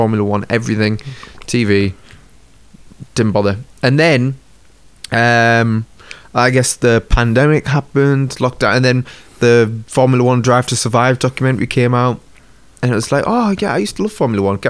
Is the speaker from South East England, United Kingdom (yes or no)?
no; Sunderland, North East England, United Kingdom; I'm from Sunderland